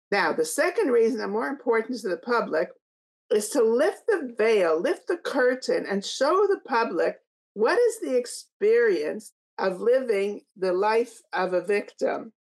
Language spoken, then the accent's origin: English; Canada; I'm from Canada.